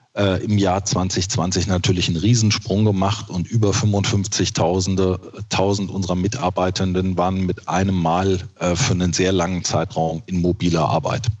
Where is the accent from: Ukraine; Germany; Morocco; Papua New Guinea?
Germany; Braunschweig-Wolfsburg region, Lower Saxony; also born or lived in Westerland, Sylt; Ich habe ja meine Jugend hier in der Region verbracht und äh, die Region Braunschweig-Wolfsburg bietet äh, schon wahnsinnig viel